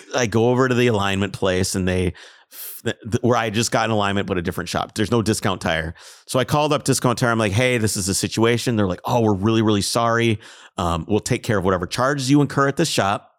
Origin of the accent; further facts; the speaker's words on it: Minnesota, United States; I'm from Minnesota